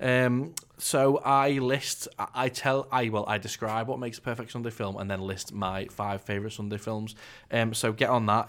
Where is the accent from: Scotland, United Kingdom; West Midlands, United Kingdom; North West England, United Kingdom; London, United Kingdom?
North West England, United Kingdom; I'm from the North West